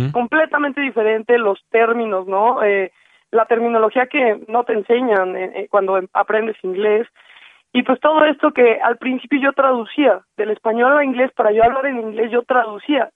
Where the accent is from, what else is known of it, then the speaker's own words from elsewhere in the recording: Mexico; somos los mexicanos